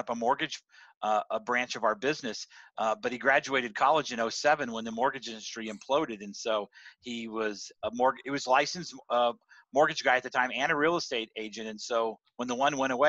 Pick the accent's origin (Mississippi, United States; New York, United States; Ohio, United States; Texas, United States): Texas, United States; San Antonio; moved away as an adult; ended up back in my hometown in San Antonio